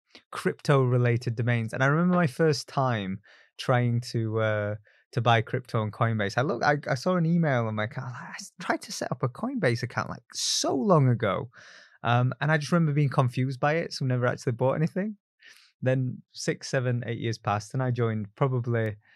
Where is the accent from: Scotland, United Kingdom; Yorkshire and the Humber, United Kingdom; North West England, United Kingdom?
Yorkshire and the Humber, United Kingdom; Barnsley; And look, I grew up in Barnsley. It's a very low aspiration town.